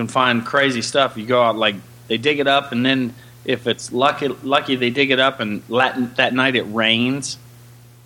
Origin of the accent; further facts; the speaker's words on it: Ohio Valley, United States; I'm from the Ohio Valley